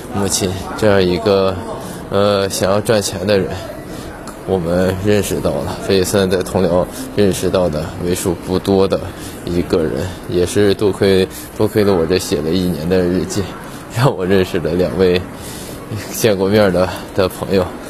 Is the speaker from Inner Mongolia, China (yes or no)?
yes; Tongliao, Inner Mongolia, China; moved away as an adult; 我是在二零二零年十月份正式的回归通辽，我们老家这边生活